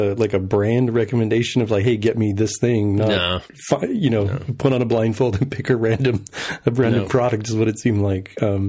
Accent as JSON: {"language": "English", "country": "United States"}